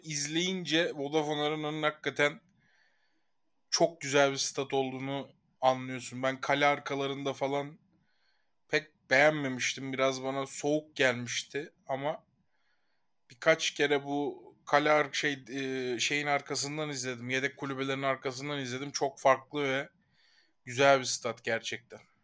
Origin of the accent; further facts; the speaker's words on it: Ankara, Turkey; Ankara büyüdüğüm yer zaten